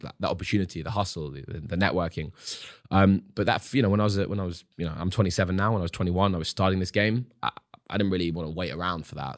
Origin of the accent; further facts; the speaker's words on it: London, United Kingdom; as a young adult growing up in London, going to university